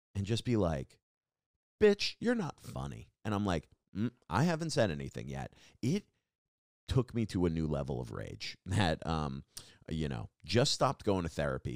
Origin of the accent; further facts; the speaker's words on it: Long Island, New York, United States; now in New York City, United States; I'm from Long Island, and when people are like, "You're from New York?" and I'm like, "I'm from Long Island." Uh, that's where I grew up. I live here now.